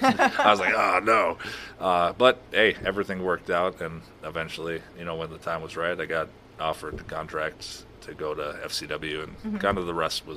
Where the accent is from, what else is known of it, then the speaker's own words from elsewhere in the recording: Minnesota, United States; I'm from Minnesota